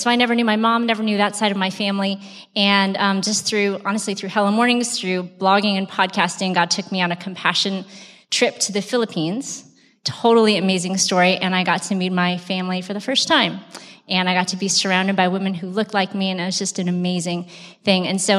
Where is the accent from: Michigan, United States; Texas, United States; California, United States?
Texas, United States; Brownsville; I'm from Brownsville, Texas.